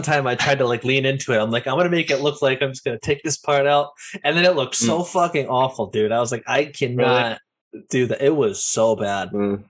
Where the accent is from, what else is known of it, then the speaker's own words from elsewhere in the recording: Ireland; have these hands so I can be Italian, even though I'm Irish.